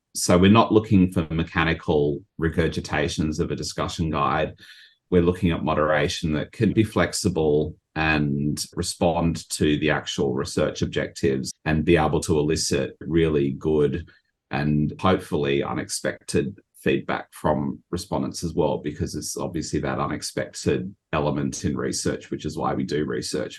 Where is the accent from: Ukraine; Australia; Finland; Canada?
Australia; moved away as an adult; now in Japan; I'm from Australia